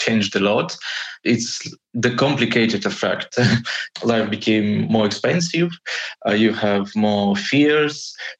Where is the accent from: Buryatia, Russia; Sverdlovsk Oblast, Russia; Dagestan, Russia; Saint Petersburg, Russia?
Saint Petersburg, Russia; now in Moscow, Russia; I am currently living in Moscow. Originally, I am from St. Petersburg. And I am 23 years old.